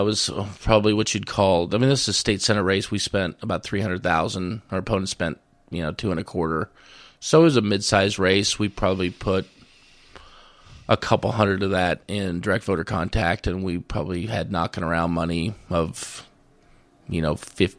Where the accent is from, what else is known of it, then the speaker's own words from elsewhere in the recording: Missouri, United States; And my home territory, my hometown, was in the very far southeast part of the district, 16 counties in northwest Missouri, 154,000 people.